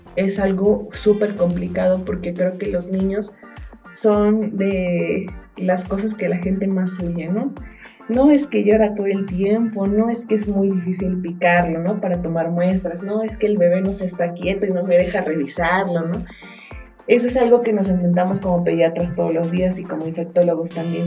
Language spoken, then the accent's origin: Spanish; Mexico; tenemos como mexicanos